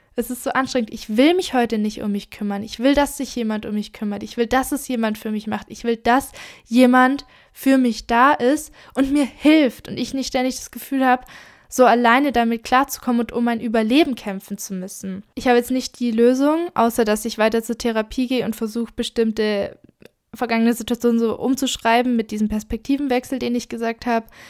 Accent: Germany; wenn ich zurückkomme nach Deutschland? Mein Heimatort war immer sehr verbunden mit mir

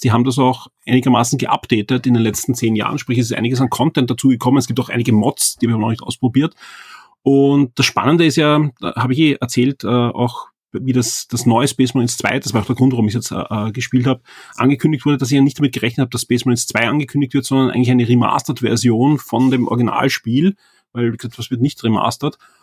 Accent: Austria; bei uns in Österreich

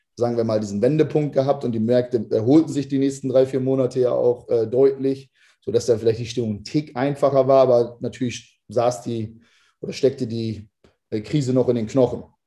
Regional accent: Lower Saxony, Germany; moved away as an adult; also born or lived in United States; Also ich komme ursprünglich aus Niedersachsen

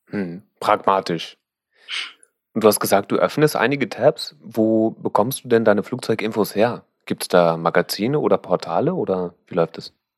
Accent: Berlin, Germany; als Berliner

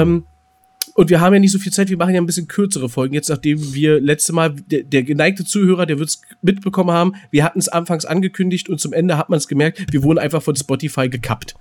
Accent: Berlin, Germany; als Berliner

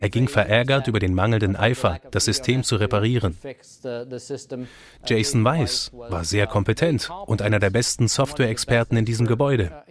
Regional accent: France; now in United States; ich bin Franzose

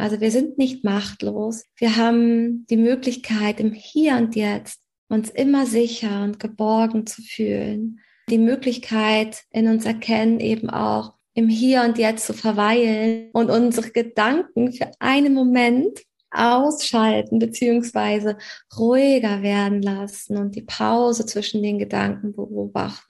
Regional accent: Hamburg, Germany; Ich komme aus Hamburg

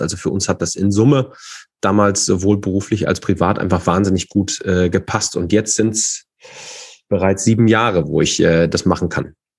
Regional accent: Fulda, Hesse, Germany; ich äh, komme und bin aus Fulda, äh, zwar nicht gebürtig, aber sehr schnell hierher gezogen.

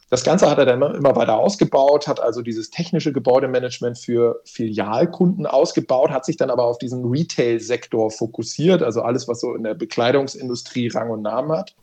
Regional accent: Hamburg, Germany; accent: Hamburg; moved away as an adult; also born or lived in Hesse; now in Baden-Württemberg, Germany; Ich bin Hamburger Jung, klassischer Hamburger Jung, in Hamburg geboren

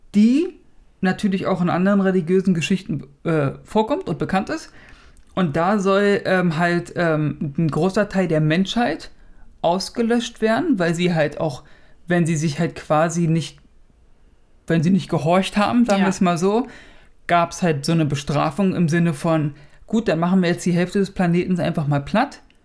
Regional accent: Germany; hier bei uns in Deutschland

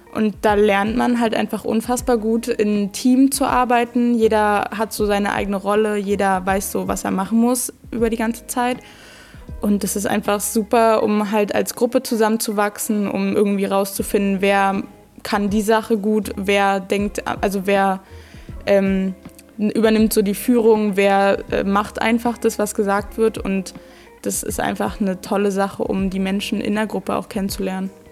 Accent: Petershagen/Eggersdorf, Brandenburg, Germany; ich komme aus Petershagen, Eggersdorf

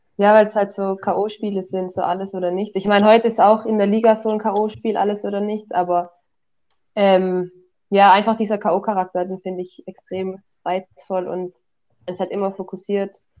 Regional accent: Hohenlohe, Baden-Württemberg, Germany; moved away as an adult; now in Tübingen, Germany; Ich komme aus dem Hohenlohe

